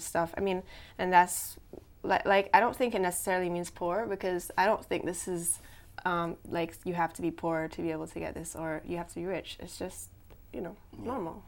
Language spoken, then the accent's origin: English; Cayman Islands; I'm from the Cayman Islands